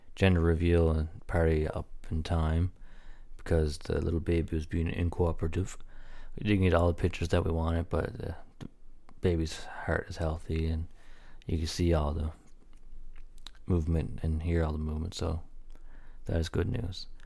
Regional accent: Newfoundland and Labrador, Canada; I'm a Newfoundlander

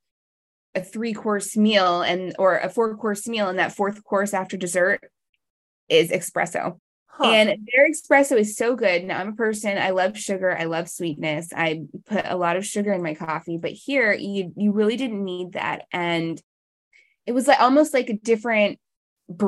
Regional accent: Virginia, United States; also born or lived in Colorado; now in North Carolina, United States; I grew up in Virginia and I lived for about 10 years in Colorado

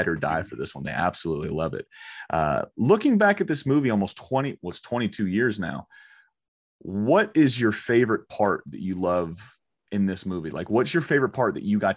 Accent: Orlando, Florida, United States; I'm from Orlando, Florida

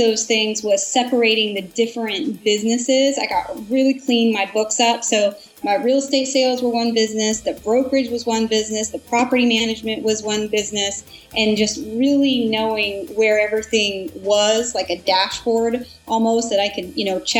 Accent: Portland, United States; I'm originally from Portland and living here

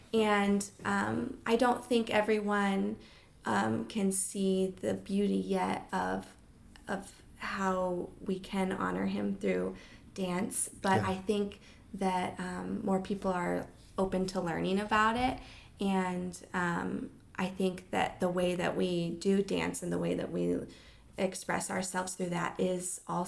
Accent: Hawaii, United States; So growing up in Hawaii, our community service at Hawaiian Mission Academy was to learn traditional hula dancing.

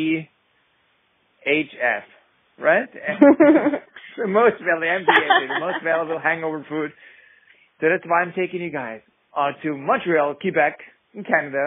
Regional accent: Vienna, Austria; I come from Vienna, Austria

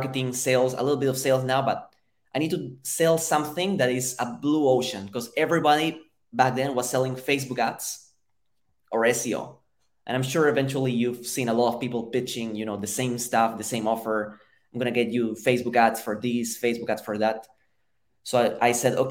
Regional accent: Lima, Peru; moved away as an adult; now in United States; So I'm originally from Peru, from Lima, Peru. I've been in the US for 7 years

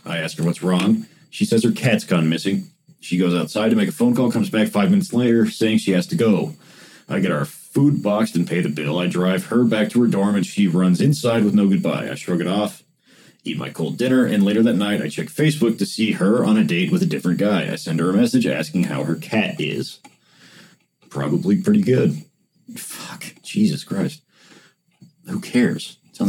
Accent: Paducah, Kentucky, United States; Downtown Paducah looks a lot different than downtown Los Angeles. It was wintertime, and my hometown is dead in the winter.

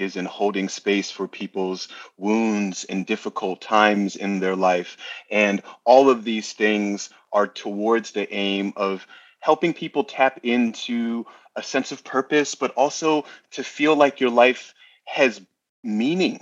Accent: New Jersey, United States; accent: New Yorker; now in New York, United States; I was originally from New Jersey, but New York is where I have planted my flag.

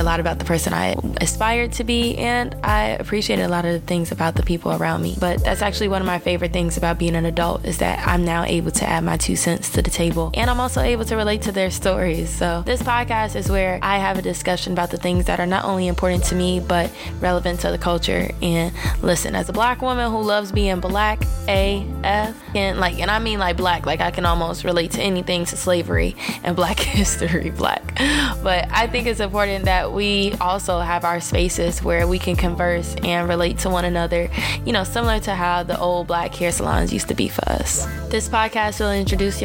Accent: Chicago, Illinois, United States; now in Kansas, United States; I am from Chicago

